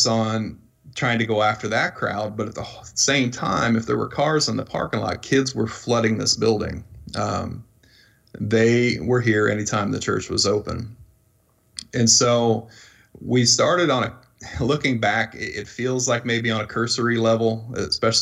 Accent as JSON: {"language": "English", "region": "Iowa", "country": "United States", "tie": "born or raised there", "moved": "as an adult", "lives_now": "Louisville, United States", "said": "The neighborhood I grew up in Iowa"}